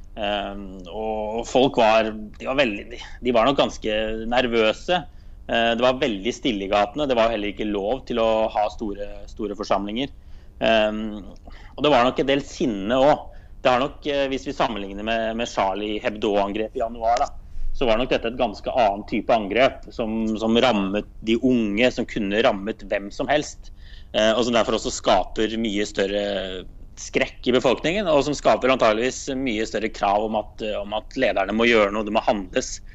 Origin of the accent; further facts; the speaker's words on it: Drammen, Buskerud, Norway; moved away as an adult; now in Brussels, Belgium; for meg som er fra Drammen